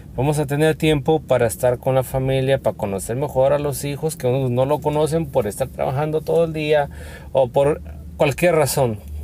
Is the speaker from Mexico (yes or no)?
yes; Mexico; aquí en México, yo que soy de México